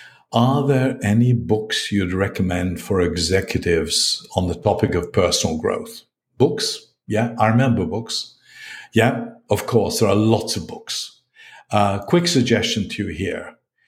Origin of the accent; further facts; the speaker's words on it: Glasgow, Scotland, United Kingdom; also born or lived in East London; My language cannot be said to be British English. And by the way, you need to know I grew up in Glasgow in East London.